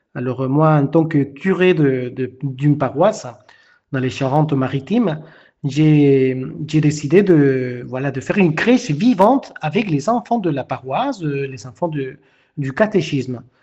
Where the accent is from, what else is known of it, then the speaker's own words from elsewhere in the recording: Peru; French is a second language; now in France; Moi qui ne suis pas français, je viens d'un pays de l'Amérique latine, du Pérou